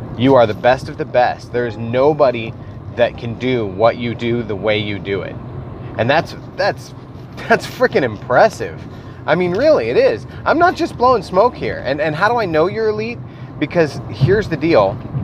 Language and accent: English; Iowa, United States; accent: Midwest; if you can't tell by my accent that I'm actually from the Midwest, Iowa to be specific